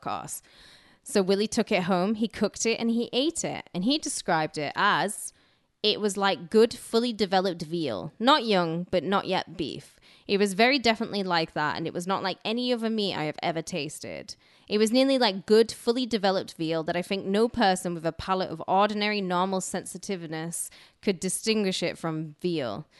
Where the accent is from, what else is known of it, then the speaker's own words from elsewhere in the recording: United Kingdom; moved away; I grew up in Roman country where there's literally bloodshed everywhere